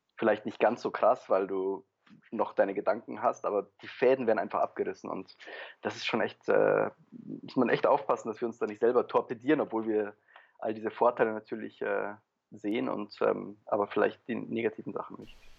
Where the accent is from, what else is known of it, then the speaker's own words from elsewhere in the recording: Germany; also born or lived in Poland / Paris, France / Berlin, Germany; ich bin in Polen geboren, bin dann mit drei Jahren nach Deutschland ähm, ausgewandert sozusagen mit meinen Eltern, habe dann vor allem in Deutschland studiert